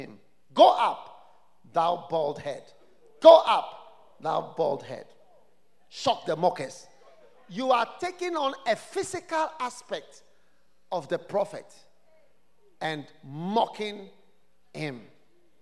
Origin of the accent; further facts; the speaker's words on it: Ghana; as a Ghanaian, as a half caste